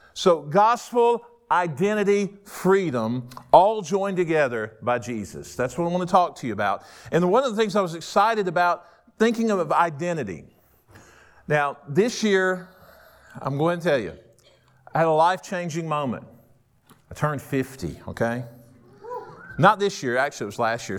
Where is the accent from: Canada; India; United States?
United States; Rome, Georgia; moved away as an adult; also born or lived in Waycross, Georgia; I was born and raised in Rome, Georgia. I grew up there